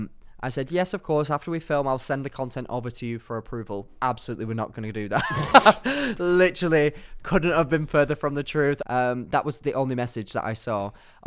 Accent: Darwin, Northern Territory, Australia; Watch me, I'm from Darwin, all right?

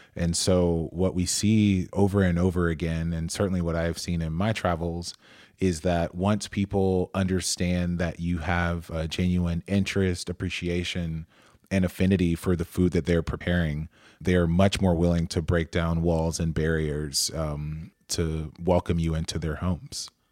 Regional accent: Atlanta, Georgia, United States; I'm from Atlanta

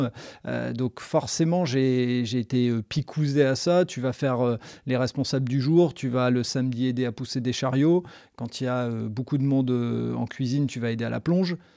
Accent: the Nord, Hauts-de-France, France; le Nord parce que c'est là où je suis né, c'est là où j'ai grandi, donc et que j'ai pas bougé

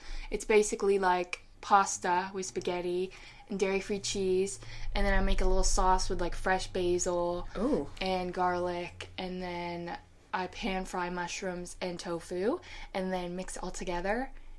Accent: Manchester-by-the-Sea, Massachusetts, United States; moved away; also born or lived in Salem, Massachusetts; So I was born in Salem, Massachusetts. And we relocated when I was a tiny baby to Manchester-by-the-Sea, Massachusetts. And that is where I grew up for like most of my...

